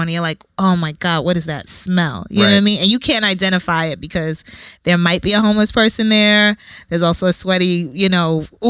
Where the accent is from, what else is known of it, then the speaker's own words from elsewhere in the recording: New York City, New York, United States; I'm from Brooklyn, born and raised. My mom and my dad are from West Africa, Ghana.